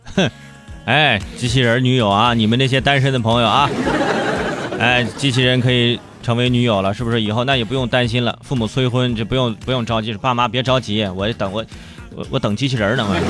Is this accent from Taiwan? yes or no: no; Hebei, China; moved away; 我觉得作为河北人